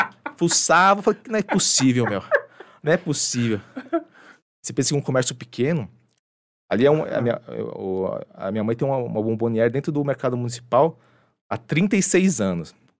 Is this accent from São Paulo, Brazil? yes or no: yes; São Paulo, Brazil; also born or lived in Japan; Sou nascido e criado aqui na Zona Norte